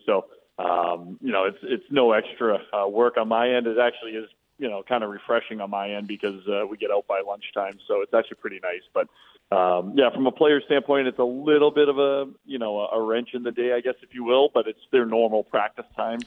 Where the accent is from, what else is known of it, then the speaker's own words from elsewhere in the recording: Boston, Massachusetts, United States; moved away; I grew up in South Boston